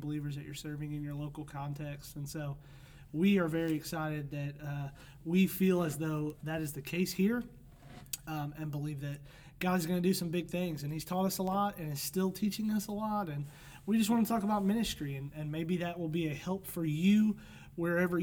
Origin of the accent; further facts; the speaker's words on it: St. Louis, Missouri, United States; I was born and raised in St. Louis